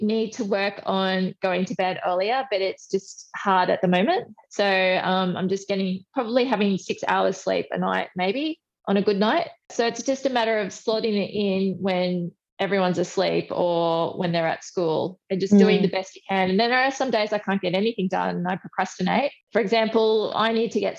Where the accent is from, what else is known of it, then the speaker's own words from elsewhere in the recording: Brisbane, Queensland, Australia; moved away as an adult; also born or lived in Melbourne; I'm from Brisbane